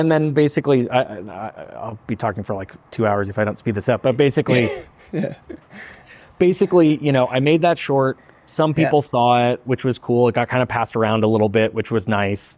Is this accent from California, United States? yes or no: yes; Santa Monica, California, United States; I was very lucky to grow up in Santa Monica